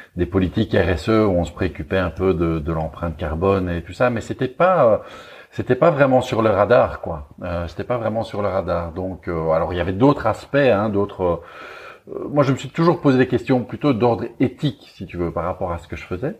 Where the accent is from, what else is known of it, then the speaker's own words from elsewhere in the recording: Belgium; accent: Belgian; je suis belge, vous l'entendez sans doute un petit peu à mon accent